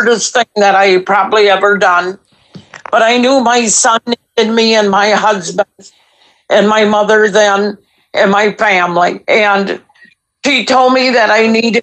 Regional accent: Stewartville, Minnesota, United States; also born or lived in Rochester, Minnesota; I grew up outside of Rochester, Minnesota

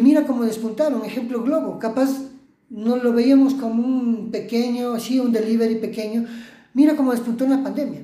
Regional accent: Ecuador; tenemos esa chispa ecuatoriana

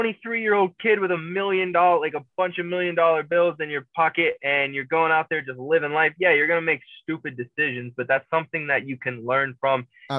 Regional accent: Pittsburgh, Pennsylvania, United States; even though I'm from Pittsburgh

